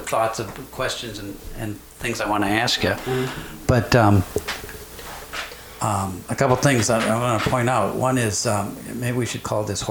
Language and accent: English; Iowa, United States; I was born in Iowa as well